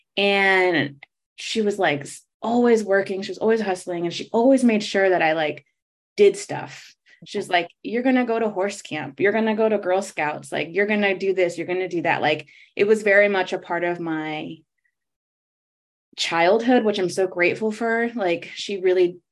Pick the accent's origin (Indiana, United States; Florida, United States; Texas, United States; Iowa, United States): Florida, United States; also born or lived in New York; I was only born there, but I grew up in Florida. So I'm like Florida raised